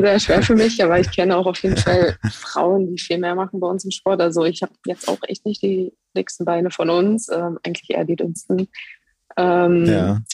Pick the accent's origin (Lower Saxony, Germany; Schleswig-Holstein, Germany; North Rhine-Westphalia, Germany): Lower Saxony, Germany; Hildesheim; now in Cottbus, Germany; ursprünglich komme ich aus Hildesheim bei Hannover.